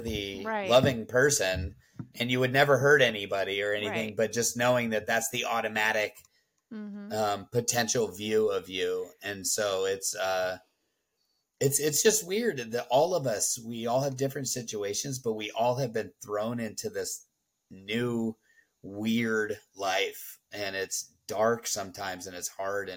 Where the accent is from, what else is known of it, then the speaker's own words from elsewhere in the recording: Southern California, United States; moved away as an adult; 37 years I lived in Southern California